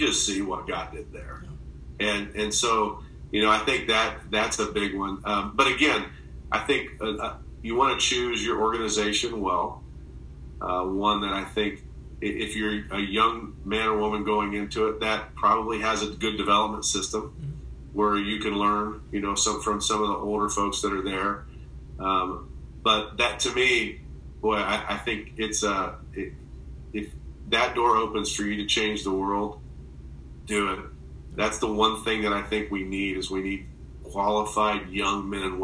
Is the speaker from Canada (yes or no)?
no; Indiana, United States; I'm a Hoosier. I'm from Indiana